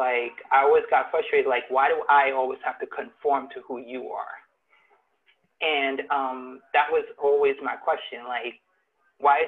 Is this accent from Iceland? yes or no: no; Trinidad & Tobago; now in United States; I'm originally from Trinidad, and coming from Trinidad to the U.S.